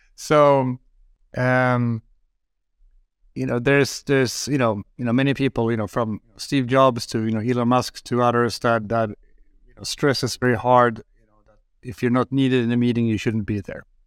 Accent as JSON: {"language": "English", "country": "Sweden", "said": "I'm from Sweden"}